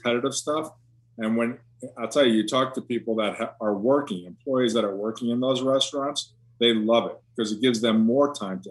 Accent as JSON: {"language": "English", "region": "New York", "country": "United States", "tie": "born or raised there", "said": "I grew up in New York listening to jazz"}